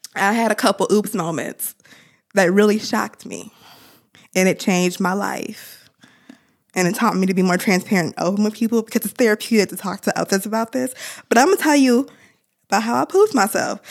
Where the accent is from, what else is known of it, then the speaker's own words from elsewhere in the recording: Ann Arbor, Michigan, United States; growing up in Ann Arbor, I was exposed to so many different cultures